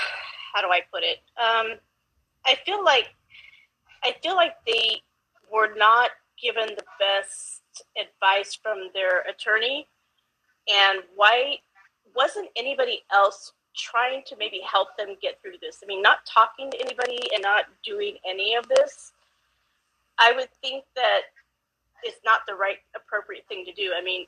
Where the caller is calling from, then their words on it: Yukon, Oklahoma, United States; I'm watching from Yukon, Oklahoma.